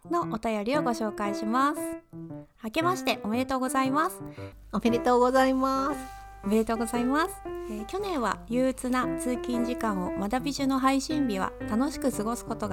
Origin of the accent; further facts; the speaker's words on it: Japan; 私やっぱ日